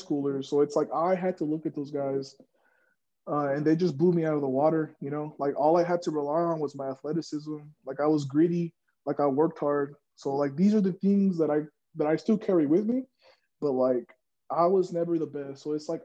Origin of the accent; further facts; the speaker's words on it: Odessa, Texas, United States; I'm from Odessa, Texas.